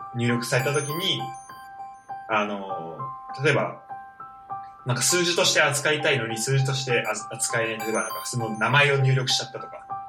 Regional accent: Saitama, Japan; born or raised there

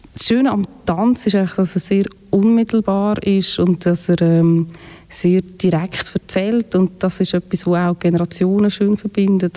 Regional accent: near Aarau, Aargau, Switzerland; ich bin in der Nähe von Aarau aufgewachsen

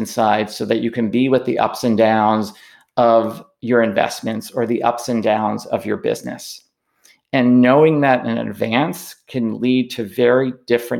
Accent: New York City, New York, United States; I grew up in New York City

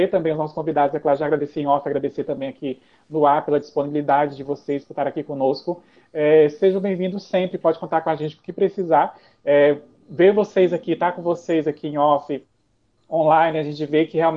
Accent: Brazil; e vocês que são, nós que somos brasileiros, não se assustem.

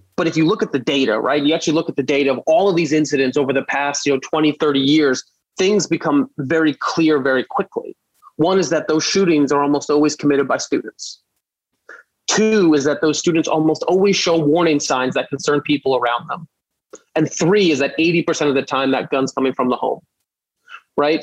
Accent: New York City, New York, United States; I grew up in Brooklyn

